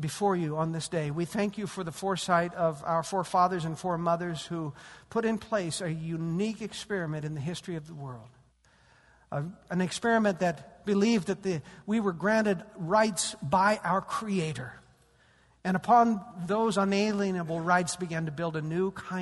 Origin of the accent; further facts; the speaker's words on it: United States; We American Christians